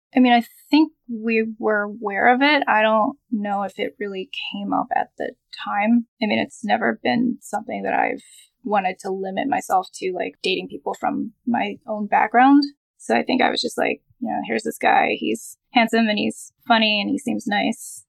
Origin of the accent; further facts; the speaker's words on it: Philadelphia, Pennsylvania, United States; I was born in Philadelphia, Pennsylvania, I'm raised in a Jewish family. We grew up